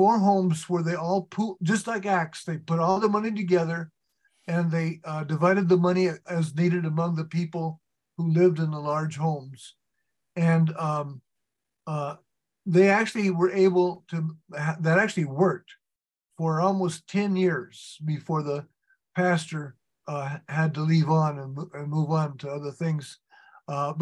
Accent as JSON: {"language": "English", "town": "San Diego", "region": "California", "country": "United States", "said": "I came from San Diego"}